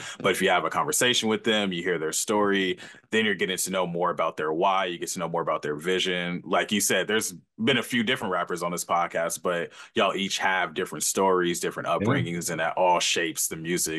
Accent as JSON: {"language": "English", "town": "Los Angeles", "region": "California", "country": "United States", "lives_now": "San Diego, United States", "said": "I'm actually from LA. I got to make sure I'm from LA."}